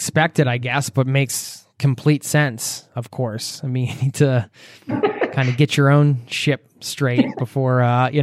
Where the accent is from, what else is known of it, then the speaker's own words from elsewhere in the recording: United States; moved away as an adult; now in Norway; I live in Norway and I'm American